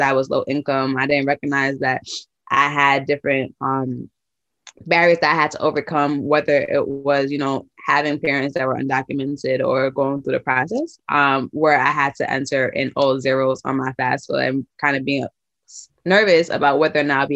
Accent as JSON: {"language": "English", "town": "New York City", "region": "New York", "country": "United States", "tie": "born or raised there", "moved": "yes", "lives_now": "New Haven, United States", "said": "I grew up in Brooklyn, New York"}